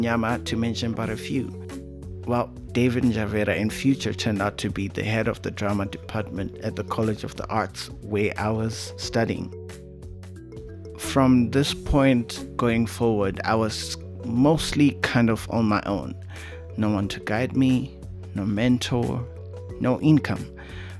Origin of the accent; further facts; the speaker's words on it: Harare, Zimbabwe; also born or lived in Bulawayo, Zimbabwe; I was born in Zimbabwe's second largest city, Bulawayo, but I grew up in the country's oldest and roughest neighborhood called Mbare, right in the capital, Harare